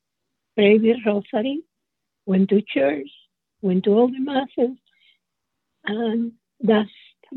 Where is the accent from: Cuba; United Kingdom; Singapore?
Cuba; Havana; moved away as an adult; now in United States; I was born in Havana, Cuba, and I came to this country in 1954, right after I got married, and that's how my life began. I was born Catholic in a Catholic household